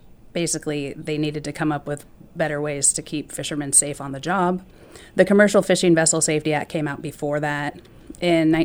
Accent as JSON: {"language": "English", "town": "Petersburg", "region": "Alaska", "country": "United States", "tie": "born or raised there", "said": "Growing up in Petersburg"}